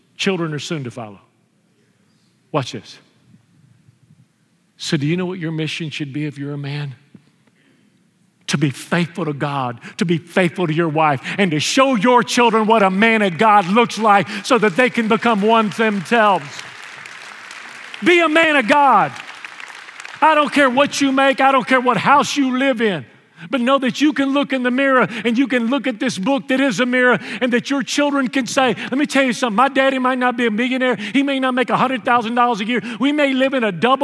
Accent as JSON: {"language": "English", "town": "Houston", "region": "Texas", "country": "United States", "tie": "born or raised there", "moved": "yes", "said": "I grew up in the Mexican ghetto of Houston"}